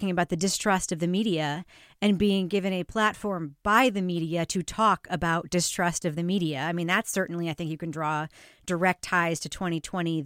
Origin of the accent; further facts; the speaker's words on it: New York, United States; I grew up in New York. I was a kid when it happened.